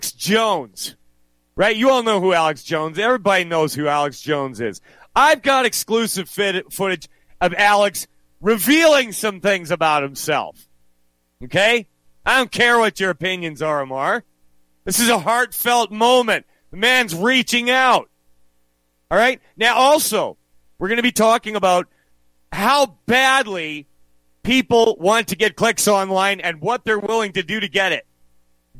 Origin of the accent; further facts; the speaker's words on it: Western Canada, Canada; also born or lived in United States; I was born here. I grew up here for most of my life.